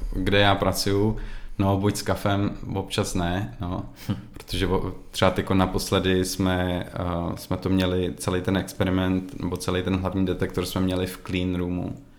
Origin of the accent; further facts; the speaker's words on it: Czechia; moved away as an adult; also born or lived in Prague; now in Sweden; jako Čech